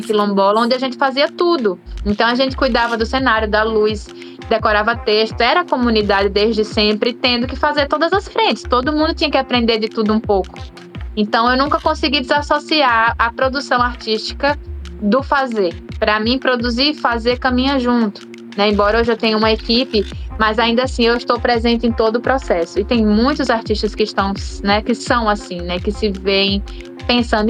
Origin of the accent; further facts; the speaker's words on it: Aracaju, Sergipe, Brazil; moved away as an adult; now in São Paulo, Brazil; eu cresci em Aracaju, nasci, cresci num bairro quilombola, né, que é o Getúlio Vargas